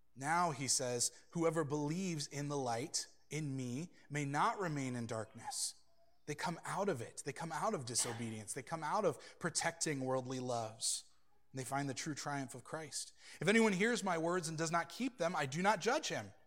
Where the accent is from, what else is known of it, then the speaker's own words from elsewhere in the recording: United States; I'm an American